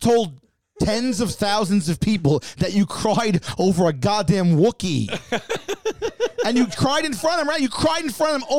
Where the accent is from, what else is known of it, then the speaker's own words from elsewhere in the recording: Staten Island, New York, United States; And I said, Doc, I'm from Staten Island. We get enough D out there.